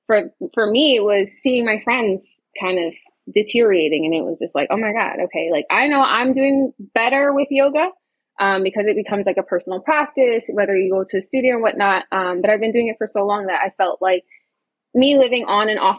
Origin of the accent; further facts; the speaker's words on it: New York, United States; I'm from New York